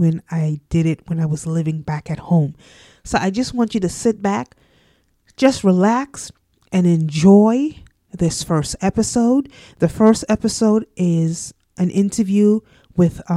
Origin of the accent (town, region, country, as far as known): Sint Maarten